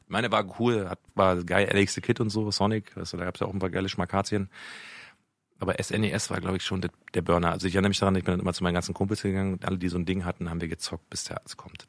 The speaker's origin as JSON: {"language": "German", "region": "Berlin", "country": "Germany", "tie": "born or raised there", "said": "ich bin in Berlin aufgewachsen, in Mitte, um genau zu sein"}